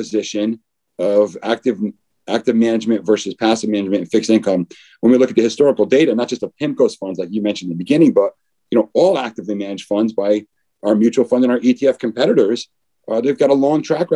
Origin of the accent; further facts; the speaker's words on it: East Coast, United States; moved away as an adult; also born or lived in Newport Beach, California; now in New York, United States; I'm originally from the East Coast